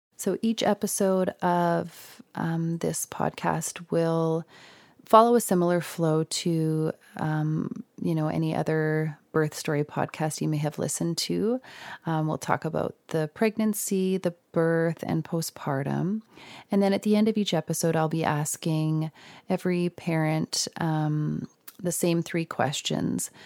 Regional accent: Saskatoon, Saskatchewan, Canada; I'm from Saskatoon

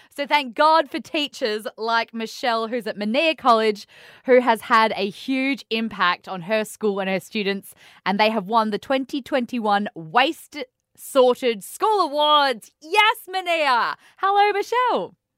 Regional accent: Cairns, Queensland, Australia; also born or lived in Canberra; now in Western Australia, Australia; I come from Cairns. Um, I've lived in Canberra

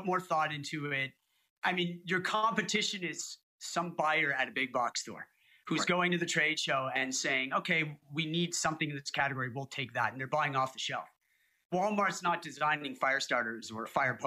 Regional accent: Canada; I'm Canadian. We light a lot of fires. It's freaking cold up here

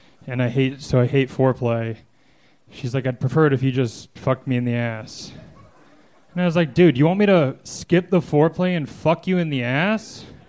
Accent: Pennsylvania, United States

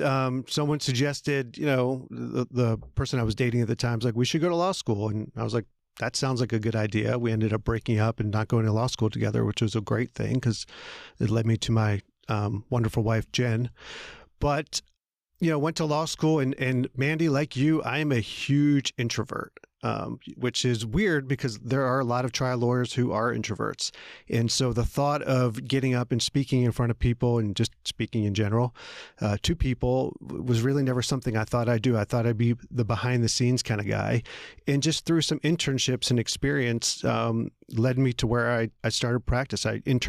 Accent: Philadelphia, Pennsylvania, United States; now in Atlanta, United States; Well, like you, I grew up outside of Philadelphia. I came to Atlanta when I was 18 to go to college and basically stayed in the South ever since then.

